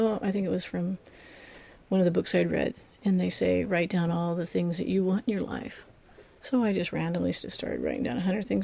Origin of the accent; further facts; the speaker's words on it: Berkeley, California, United States; now in Hawaii, United States; I'm from Berkeley, California, and now residing in Hawaii.